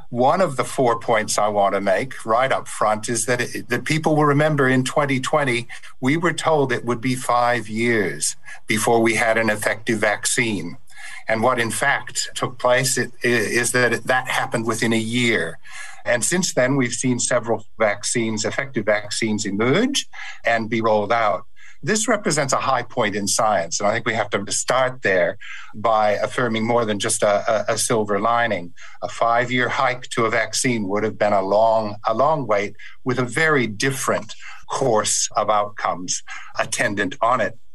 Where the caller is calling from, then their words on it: Perth, Western Australia, Australia; I'm speaking from Perth, um, where I'm on Whadjuk Noongar uh, country.